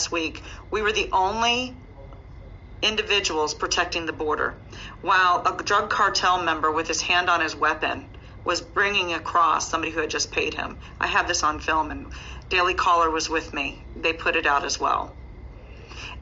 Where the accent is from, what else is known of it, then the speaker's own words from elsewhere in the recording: United States; as an American citizen who loves my nation and loves my country